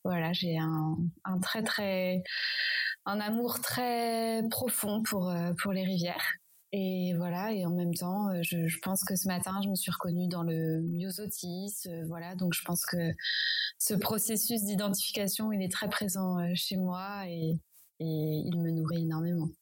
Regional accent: Champagne Berrichonne, Centre-Val de Loire, France; j'ai grandi en Champagne-Berrichonne

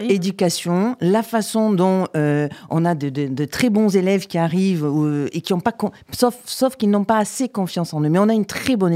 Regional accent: Avignon, Provence-Alpes-Côte d'Azur, France; d'Avignon. Et j'ai fait d'ailleurs mes études à Aix-en-Provence, absolument.

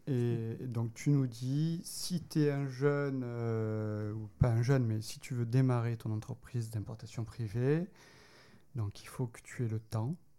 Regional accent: Marseille, Provence-Alpes-Côte d'Azur, France; moved away; Je suis marseillais

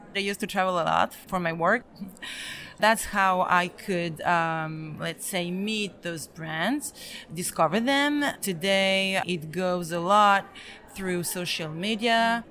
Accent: France; also born or lived in Belgrade, Serbia; I am Serbian. I was born in Belgrade, but I grew up in France

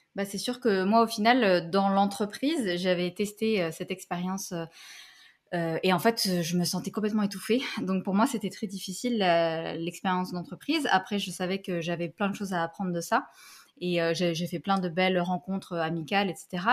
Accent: Paris, Île-de-France, France; moved away as an adult; also born or lived in Algeria / Montreal, Canada; now in Canada; je suis née en Algérie. Puis, euh, j'ai grandi quelques années en Algérie. Après, je suis venue à Paris. voilà. Donc, j'ai grandi à Paris une bonne partie

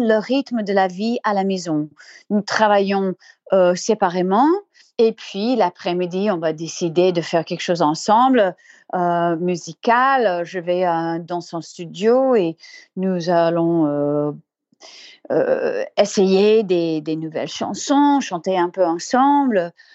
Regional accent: Colorado, United States; French is a second language; je viens de Colorado, des montagnes.

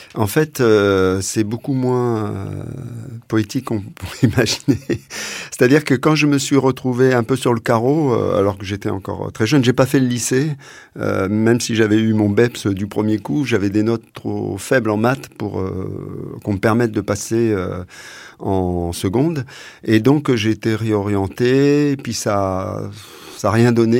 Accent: Essonne, Paris region, Île-de-France, France; moved away as an adult; je suis né en région parisienne, dans l'Essonne, et j'y ai vécu euh, jusqu'à euh, jusqu'à ce que ce, je sois jeune adulte

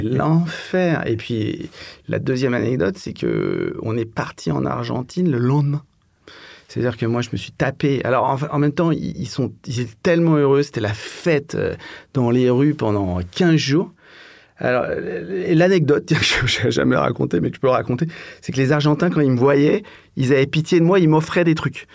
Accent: Paris, Île-de-France, France; also born or lived in London; Euh, je suis parisien. Euh, et donc, euh, bah, j'ai passé quasiment toute ma, vie à Paname.

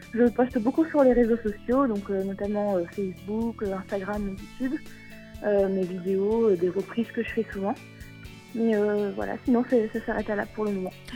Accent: Vichy, Auvergne-Rhône-Alpes, France; je viens de Vichy, en Allier, dans l'Auvergne

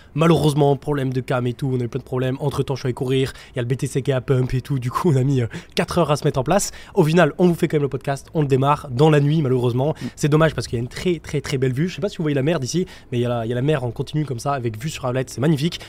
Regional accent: France; moved away; on est français

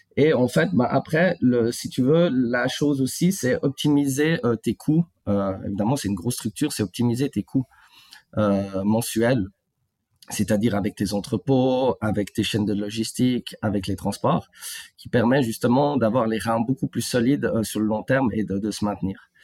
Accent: Switzerland; je suis né en Suisse, en fait. Et euh, j'ai vécu en Suisse depuis, depuis de nombreuses années

